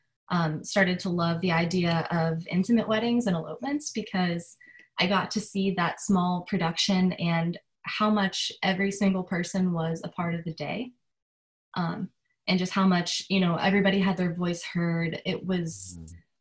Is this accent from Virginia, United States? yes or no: no; Pennsylvania, United States; moved away as an adult; now in Charleston, United States; I'm originally from Pennsylvania. So once I moved to Charleston